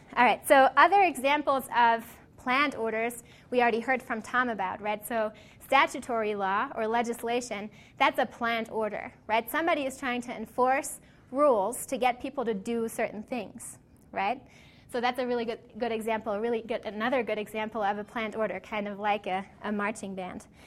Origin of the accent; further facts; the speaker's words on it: Cologne, North Rhine-Westphalia, Germany; moved away; It's a shopping street in my hometown in Cologne in Germany.